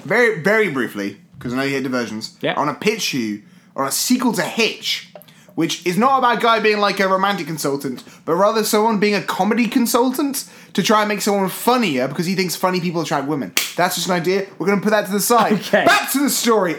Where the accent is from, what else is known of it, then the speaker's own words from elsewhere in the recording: United Kingdom; as a British kid.